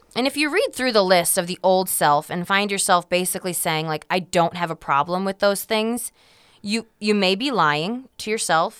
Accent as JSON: {"language": "English", "country": "United States", "said": "us Americans"}